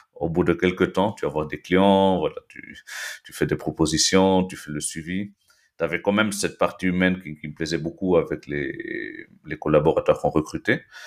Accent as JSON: {"language": "French", "region": "Lima", "country": "Peru", "tie": "born or raised there", "also_born_or_lived": "Belgium / Nice, France / Toulouse, France", "moved": "as an adult", "lives_now": "France", "said": "je suis né en Belgique en fait il, euh, il y a 36 ans. Et après avoir vécu quelques années là-bas, mes parents péruviens sont rentrés au Pérou et du coup, euh, je fais mes études dans un lycée franco-péruvien, le lycée euh, français de, Lima"}